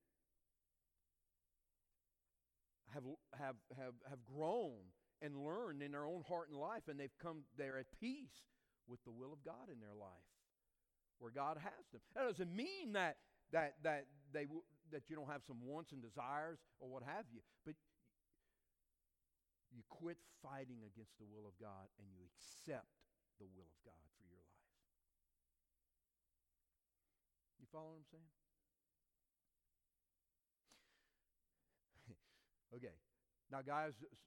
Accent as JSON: {"language": "English", "region": "Louisiana bayou", "country": "United States", "accent": "Cajun", "moved": "as an adult", "lives_now": "Newberry, United States", "said": "I was a Cajun from the Bayou. I didn't talk quite as bad as Coach O for LSU. I didn't talk like that, you know. But I had a Cajun accent"}